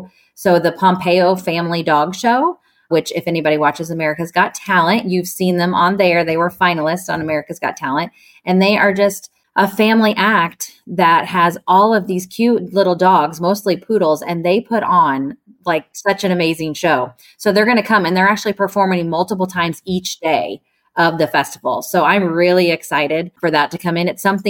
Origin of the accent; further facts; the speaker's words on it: Arcola, Illinois, United States; Yeah, so born and raised in Arcola. My parents are from here as well.